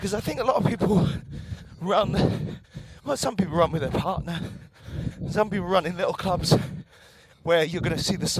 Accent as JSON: {"language": "English", "region": "London", "country": "United Kingdom", "said": "yeah, I'm from London."}